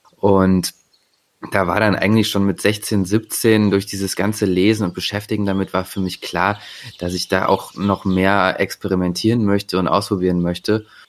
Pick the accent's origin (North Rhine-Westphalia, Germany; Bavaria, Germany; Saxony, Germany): North Rhine-Westphalia, Germany; Bonn; now in Leipzig, Germany; ich komme ursprünglich aus Bonn, äh, wohne aktuell in Leipzig